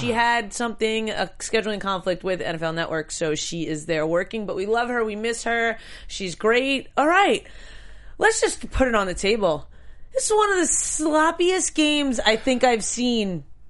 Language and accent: English; New York, United States; I'm from New York.